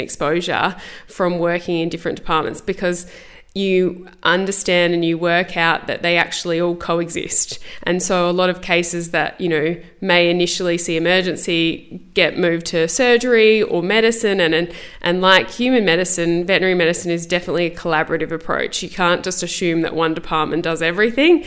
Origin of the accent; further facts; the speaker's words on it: Adelaide, South Australia, Australia; I'm from Adelaide, so I finished school and went straight into vet school